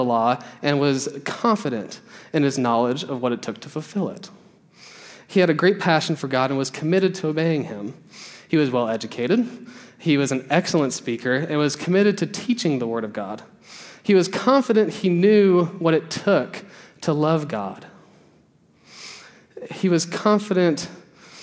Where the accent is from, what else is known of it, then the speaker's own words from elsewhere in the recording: the South, United States; We grew up in the church, we grew up in the South